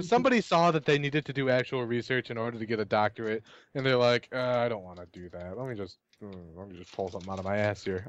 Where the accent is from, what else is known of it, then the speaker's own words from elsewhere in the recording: United States; I'm an American